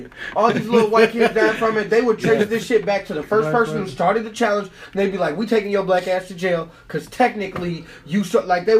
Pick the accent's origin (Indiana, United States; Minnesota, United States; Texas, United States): Minnesota, United States; We're from Minnesota